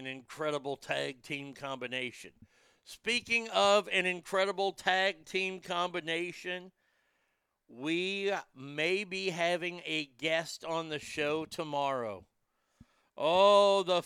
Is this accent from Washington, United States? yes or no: no; Garland, Texas, United States; now in Rockwall, United States; my hometown of Garland, it borders on Garland and Dallas. Garland, Texas